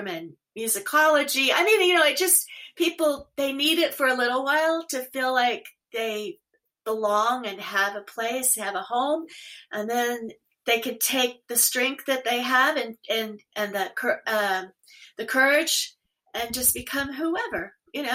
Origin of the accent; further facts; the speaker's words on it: Oklahoma, United States; now in Portland, United States; I grew up in Oklahoma